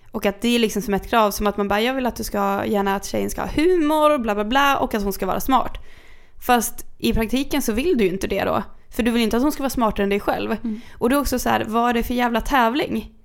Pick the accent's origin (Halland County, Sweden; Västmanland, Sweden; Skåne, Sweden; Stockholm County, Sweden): Västmanland, Sweden; Kungsör; moved away; när jag var hemma i Kungsör